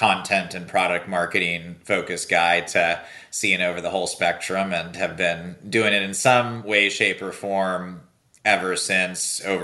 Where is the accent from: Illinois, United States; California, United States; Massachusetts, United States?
California, United States; Silicon Valley; I grew up here in Silicon Valley